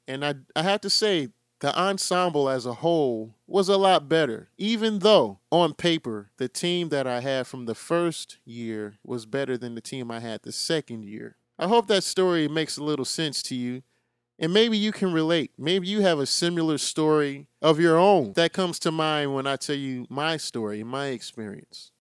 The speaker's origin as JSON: {"language": "English", "town": "Chicago", "region": "Illinois", "country": "United States", "said": "I'm from Chicago, so I have to use my Bulls as an example"}